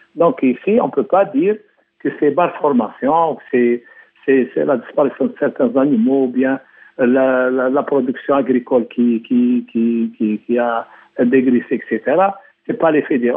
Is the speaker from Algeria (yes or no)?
yes; Algeria; chez nous, en Algérie